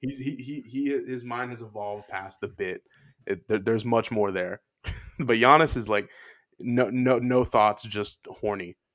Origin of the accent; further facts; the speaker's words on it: Houston, Texas, United States; I'm born and raised in Houston